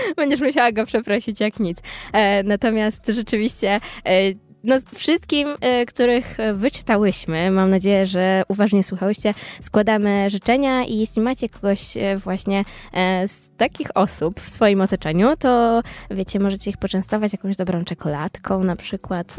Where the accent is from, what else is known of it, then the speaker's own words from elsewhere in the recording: eastern Poland, Poland; now in Poznań, Poland; jestem ze wschodu